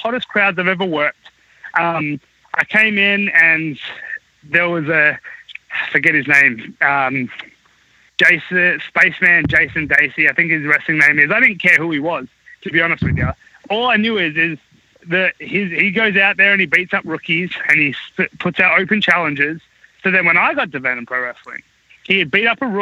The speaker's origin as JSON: {"language": "English", "country": "Australia", "moved": "as an adult", "lives_now": "United States", "said": "I was from Australia"}